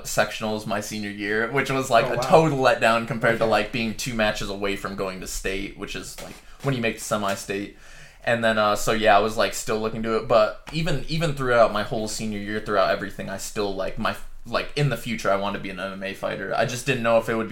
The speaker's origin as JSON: {"language": "English", "town": "North Liberty", "region": "Indiana", "country": "United States", "moved": "yes", "said": "I'm from North Liberty, Indiana"}